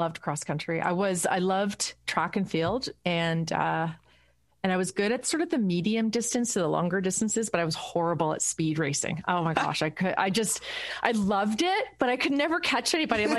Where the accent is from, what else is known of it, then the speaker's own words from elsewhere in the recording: Burlington, Ontario, Canada; I grew up in Burlington